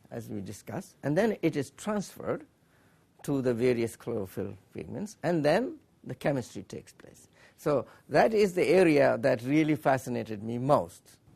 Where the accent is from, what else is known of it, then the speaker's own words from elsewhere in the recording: Allahabad, Uttar Pradesh, India; moved away as an adult; now in Urbana, United States; We came from India, from Allahabad